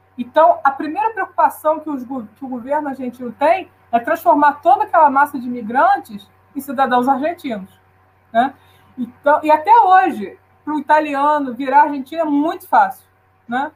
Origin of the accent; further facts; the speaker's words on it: Brazil; nós, nós somos país latino-americano